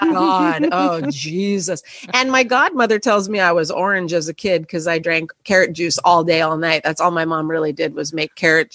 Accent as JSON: {"language": "English", "town": "Los Angeles", "region": "California", "country": "United States", "tie": "born or raised there", "moved": "yes", "lives_now": "New York, United States", "said": "I grew up in Los Angeles, yes."}